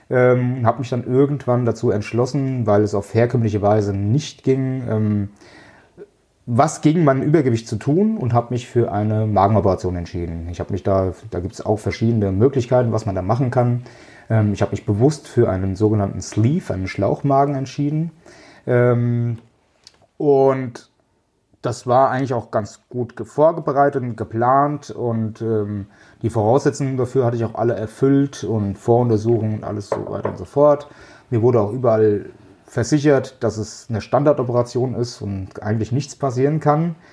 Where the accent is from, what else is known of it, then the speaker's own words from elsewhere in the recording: Kraftsäum, Hesse, Germany; komme aus Kraftsäum, das ist ein kleines Örtchen in Mittelhessen. Ähm, bin auch hier quasi geboren und aufgewachsen und fühle mich auch sehr wohl hie